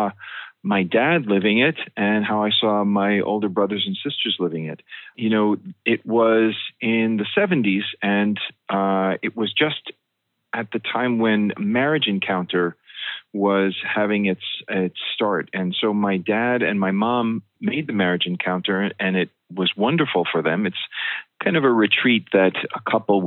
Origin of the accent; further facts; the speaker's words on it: West Hempstead, New York, United States; I grew up in West Hempstead on Long Island